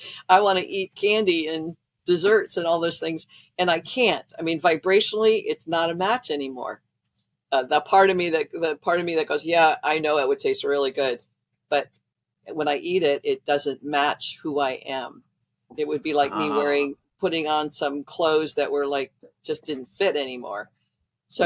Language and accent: English; Midwest, United States; I grew up in the Midwest